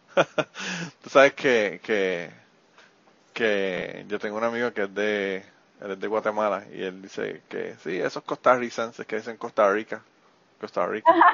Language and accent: Spanish; Puerto Rico; en Puerto Rico cuando yo era joven, que eso fue hace muchos años atrás, eh, la, la, carretera que había para llegar a mi pueblo desde San Juan